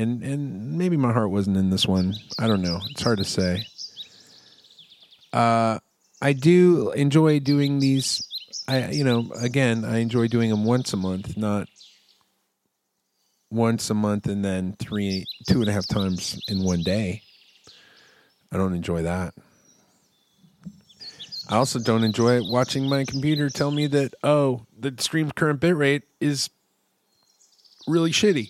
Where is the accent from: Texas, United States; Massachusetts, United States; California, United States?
Texas, United States; I'm in Texas. I'm a Texan